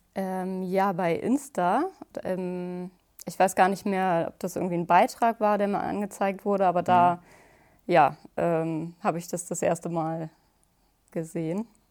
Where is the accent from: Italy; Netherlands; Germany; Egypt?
Germany; Hamburg; ich komme aus der Nähe von Hamburg